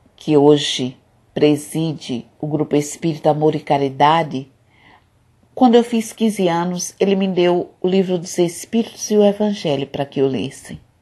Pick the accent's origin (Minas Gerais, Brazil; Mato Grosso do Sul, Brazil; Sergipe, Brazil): Sergipe, Brazil; Nossa Senhora do Socorro; Eu nasci num povoado muito simples e muito pobre, aqui pertinho de Aracaju, mas que pertence ao município de Nossa Senhora do Socorro